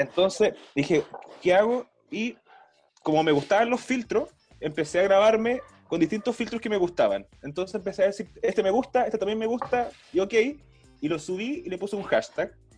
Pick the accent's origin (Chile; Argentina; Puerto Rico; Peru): Chile; Coyhaique, Aysén; moved away as an adult; also born or lived in Valparaíso Region; now in Santiago, Chile; cuando era chico en Coyhaique